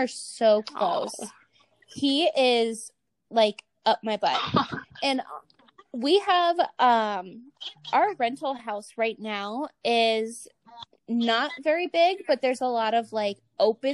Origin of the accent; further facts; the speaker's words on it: Medina, Ohio, United States; moved away as an adult; also born or lived in Las Vegas, Nevada; Not my hometown, but, like, my what I consider to be my hometown. It's Medina, Ohio.